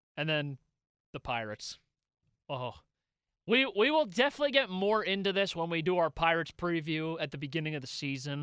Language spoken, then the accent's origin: English; Pittsburgh, Pennsylvania, United States; we're from Pittsburgh